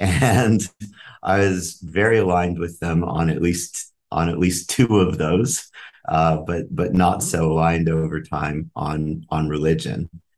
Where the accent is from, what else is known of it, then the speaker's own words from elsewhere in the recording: Albuquerque, New Mexico, United States; I am from Albuquerque, New Mexico, and I'm the oldest of five siblings.